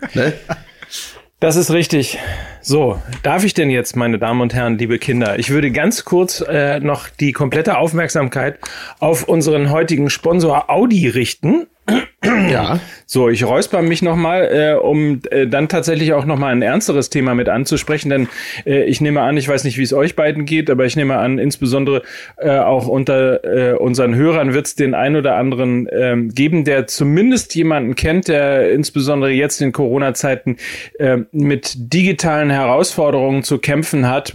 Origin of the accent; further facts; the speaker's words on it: Hamburg, Germany; als Hamburger